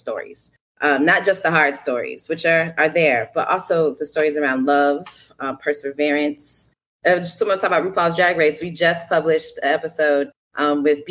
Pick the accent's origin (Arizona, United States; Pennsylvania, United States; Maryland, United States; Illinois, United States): Illinois, United States; Chicago; I grew up on the south side of Chicago